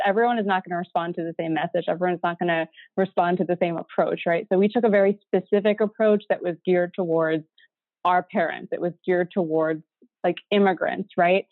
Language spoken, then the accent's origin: English; Midwest, United States; I grew up in the Midwest, my dad's an engineer